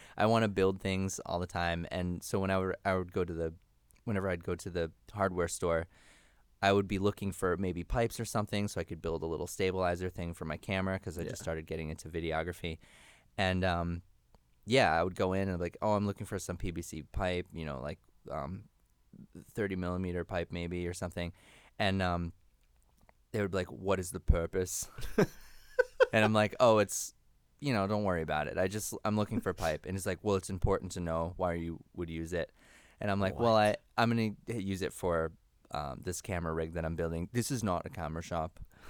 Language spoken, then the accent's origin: English; Connecticut, United States; also born or lived in New York; I was born in New York Hospital, I think, in Manhattan. Don't check to see if that's a place. And then, yeah, I think I was maybe like just two or three when my parents, I think I lived with both of my parents at that point, moved us up to like somewhere in Connecticut